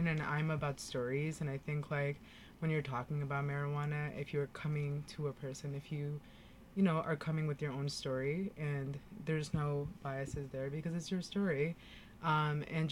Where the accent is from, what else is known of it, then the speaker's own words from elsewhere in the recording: New York City, New York, United States; also born or lived in India; I grew up in Elmhurst Towers.